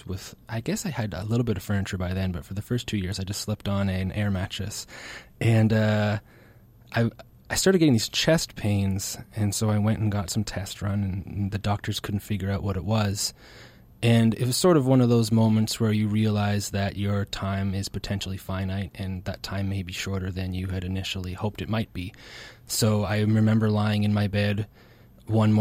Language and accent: English; Ontario, Canada; now in Nova Scotia, Canada; I was born in Ontario